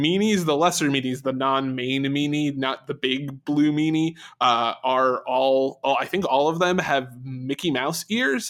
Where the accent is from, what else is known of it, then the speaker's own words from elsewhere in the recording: England, United Kingdom; As an English person